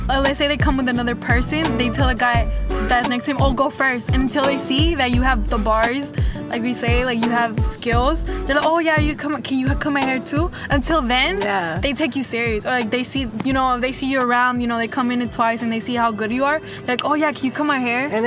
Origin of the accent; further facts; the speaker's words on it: Oakland, California, United States; I am from Oakland. I was born and raised. I was actually born in Highland, so I'm from Oakland.